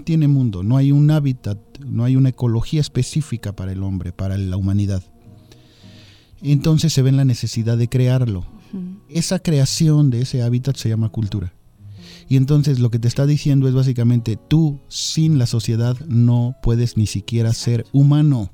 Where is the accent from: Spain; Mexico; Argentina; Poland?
Mexico; somos los mexicanos